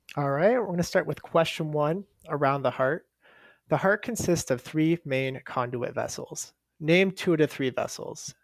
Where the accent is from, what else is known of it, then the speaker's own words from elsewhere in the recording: Omaha, Nebraska, United States; I'm from Omaha, Nebraska